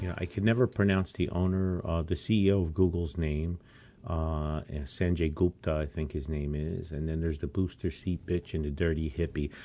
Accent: United States; we as American citizens

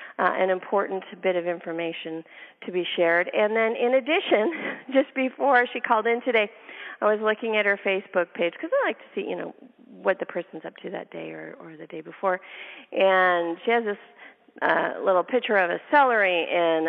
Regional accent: Canada; now in United States; I'm Canadian

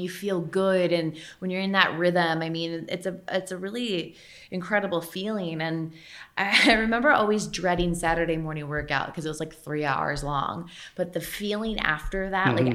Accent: United States; as an American

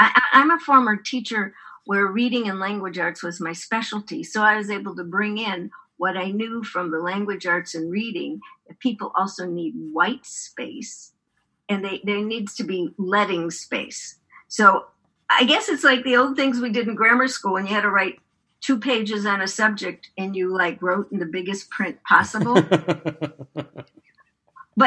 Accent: Chicago, Illinois, United States; now in San Francisco, United States; I grew up in Chicago.

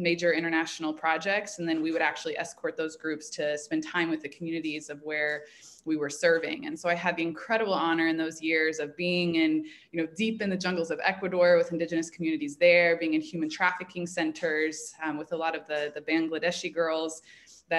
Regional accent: Indianapolis, Indiana, United States; moved away as an adult; also born or lived in Chicago; I grew up in Indianapolis

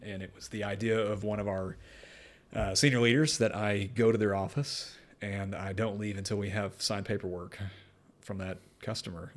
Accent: North Texas, United States; moved away as an adult; now in Windsor, United Kingdom; I was born and raised in North Texas in the U S

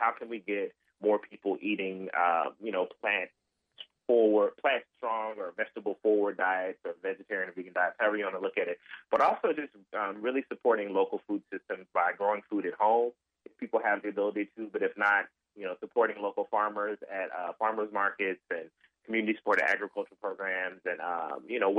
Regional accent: Memphis, Tennessee, United States; also born or lived in Northern Mississippi; I grew up in Memphis, but my family comes from

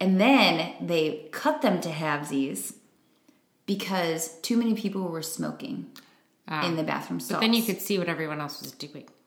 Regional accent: Chicago, Illinois, United States; moved away as an adult; now in Milwaukee, United States; i still say i'm from chicago okay like i'm still like from there that's i spent the majority of my life there i feel like all of whether it was the suburbs the city whatever cultivated me

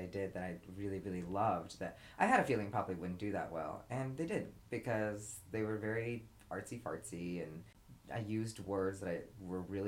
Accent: Irvine, California, United States; I grew up in Irvine, you know, a very suburban place

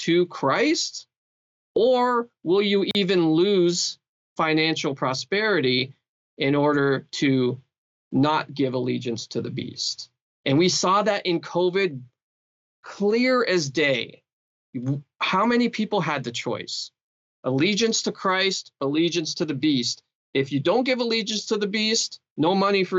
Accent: Canada; As a Canadian

